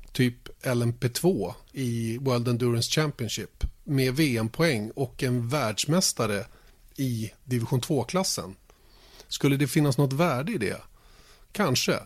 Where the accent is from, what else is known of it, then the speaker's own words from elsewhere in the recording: Sweden; vi som svenskar